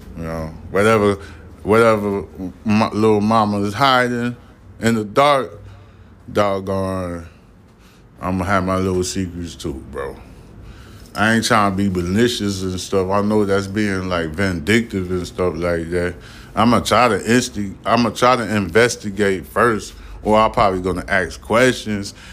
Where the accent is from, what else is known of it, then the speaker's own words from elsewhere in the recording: New York City, New York, United States; I'm from Brooklyn. I was born in Brooklyn.